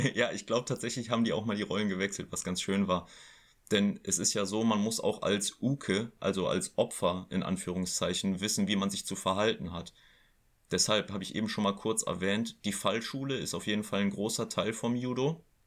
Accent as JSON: {"language": "German", "area": "Oberbergisches Land", "region": "North Rhine-Westphalia", "country": "Germany", "tie": "born or raised there", "said": "hier im Oberbergischen, in meiner Heimat"}